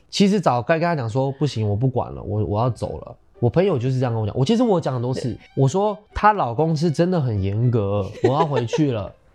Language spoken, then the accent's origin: Chinese; Taiwan; 我们台湾人其实是很感性的，我们心思是很细腻的